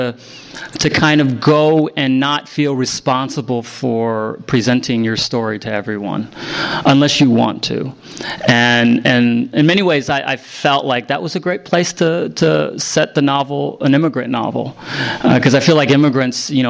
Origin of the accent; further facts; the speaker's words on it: Broken Arrow, Oklahoma, United States; moved away; also born or lived in Vietnam / Las Vegas, Nevada; I only had two Vietnamese friends growing up in Broken Arrow, Oklahoma, right out of Tulsa.